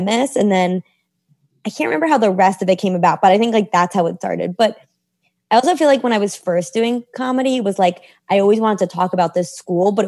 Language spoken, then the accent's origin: English; New York City, New York, United States; I grew up in New York City